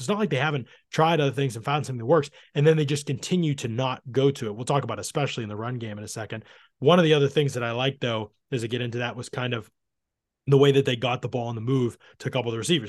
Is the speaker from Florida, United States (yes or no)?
no; outside of Pittsburgh, Pennsylvania, United States; I grew up outside of Pittsburgh